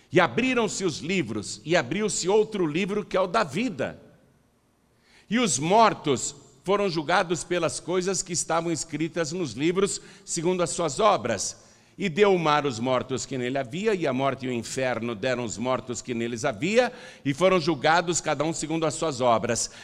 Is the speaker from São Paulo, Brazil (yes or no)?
yes; Piracicaba, São Paulo, Brazil; Eu nasci em casa, lá em Piracicaba.